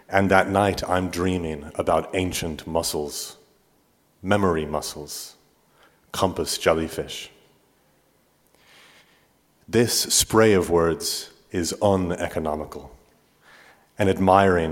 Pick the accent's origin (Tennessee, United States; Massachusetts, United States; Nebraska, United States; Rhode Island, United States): Nebraska, United States; Omaha; also born or lived in Manchester, England; Migrants like my family, who arrived Omaha in 86 when I was 2